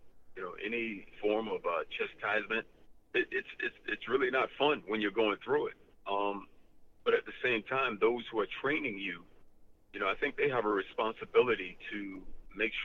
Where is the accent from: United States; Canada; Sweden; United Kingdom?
United States; Fort Lauderdale, Florida; Born and raised in Fort Lauderdale, Florida, one of 15 children